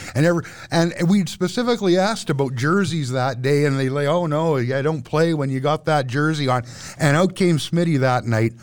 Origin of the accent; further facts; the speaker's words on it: Vancouver, British Columbia, Canada; now in Edmonton, Canada; I'm from Vancouver